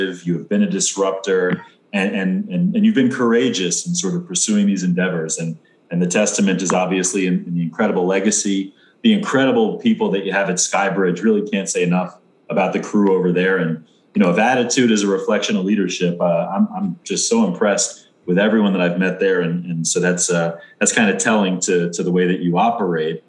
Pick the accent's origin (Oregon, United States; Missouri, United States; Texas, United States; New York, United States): New York, United States; Amityville; I'm from Amityville, Long Island